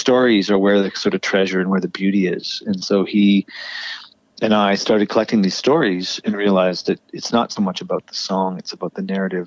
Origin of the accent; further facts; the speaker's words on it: Kitchener, Ontario, Canada; now in Toronto, Canada; I went to Kitchener, where I spent my formative years